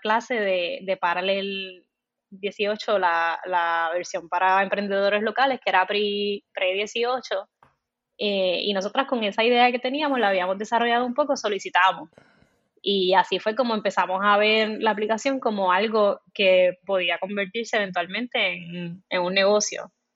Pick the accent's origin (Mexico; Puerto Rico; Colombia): Puerto Rico; Comerío; Soy de Comerío, crecí en Comerío, Puerto Rico